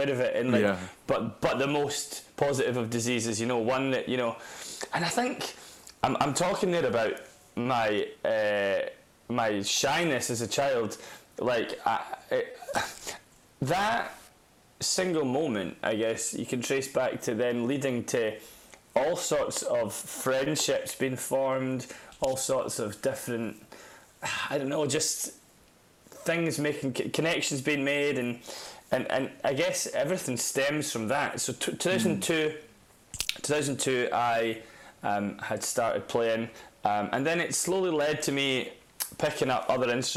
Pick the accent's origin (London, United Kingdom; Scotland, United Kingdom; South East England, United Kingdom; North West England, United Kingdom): Scotland, United Kingdom; Dundee; also born or lived in Carnoustie; I grew up around Carnoustie and Dundee in Scotland, northeast Scotland